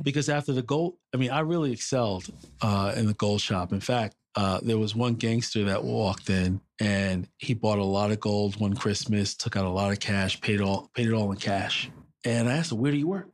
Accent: New York City, New York, United States; also born or lived in Brooklyn / Harlem; I was born in the People's Republic of Brooklyn, raised in Queens, and I currently live in Harlem

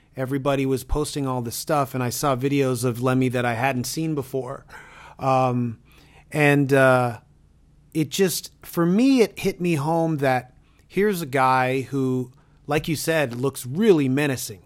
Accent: Toronto, Ontario, Canada; I'm from Toronto.

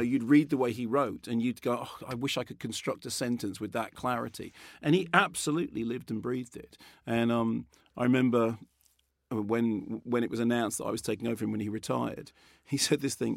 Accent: Barnet, London, United Kingdom; I grew up in Barnet

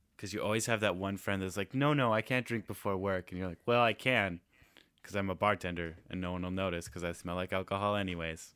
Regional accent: Nanaimo, British Columbia, Canada; Taylor and I grew up in Nanaimo

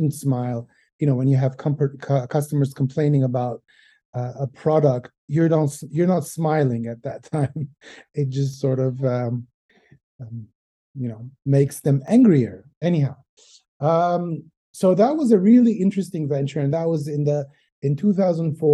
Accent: Montreal, Quebec, Canada; moved away as an adult; now in Armenia; I'm originally from Montreal. That's where I grew up and I studied

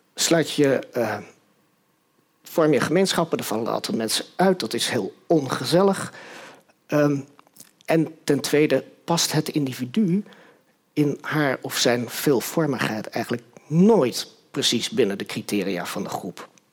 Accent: Utrecht, Netherlands; also born or lived in Nijmegen; ik ben in Utrecht opgegroeid

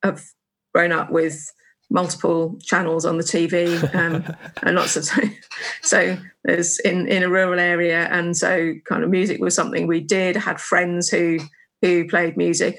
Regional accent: Suffolk, East of England, United Kingdom; I grew up in Suffolk

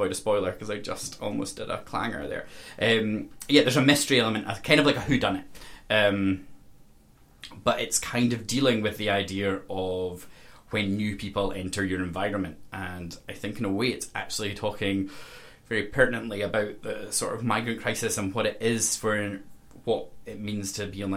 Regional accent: Castle Douglas, Scotland, United Kingdom; I come from Castle Douglas, so like a very rural environment.

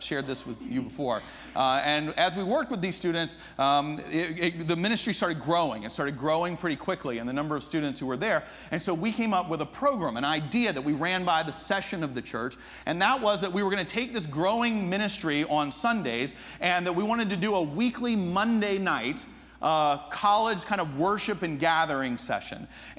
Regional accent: United States; also born or lived in Japan; I'm from the States, from America.

